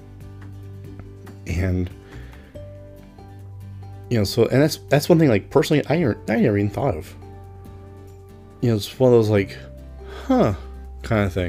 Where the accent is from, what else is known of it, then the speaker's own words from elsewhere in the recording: United States; being American myself